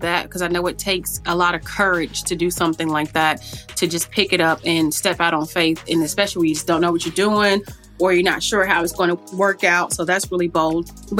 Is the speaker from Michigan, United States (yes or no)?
no; Charlotte, North Carolina, United States; I'm from Charlotte.